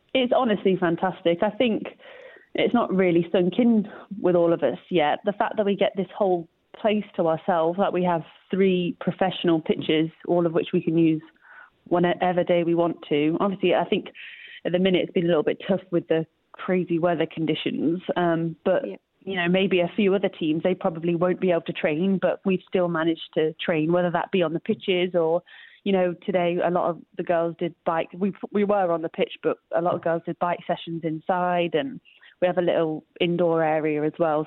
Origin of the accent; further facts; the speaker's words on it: Leicester, East Midlands, United Kingdom; moved away as an adult; also born or lived in Los Angeles, United States; I grew up here and had the same mentality.